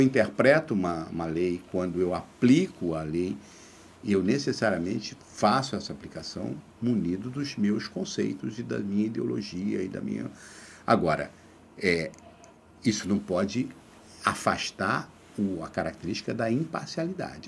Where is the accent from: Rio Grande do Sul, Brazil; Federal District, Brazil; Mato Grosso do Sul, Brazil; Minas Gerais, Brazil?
Mato Grosso do Sul, Brazil; Três Lagoas; now in Rio de Janeiro, Brazil; quando eu saí de Três Lagoas, eu nunca tinha viajado